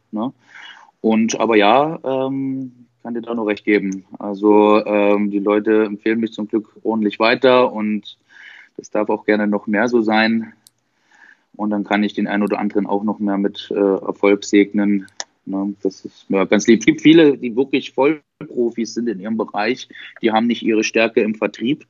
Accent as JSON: {"language": "German", "town": "Dresden", "region": "Saxony", "country": "Germany", "said": "ich bin 30, bin aus Dresden"}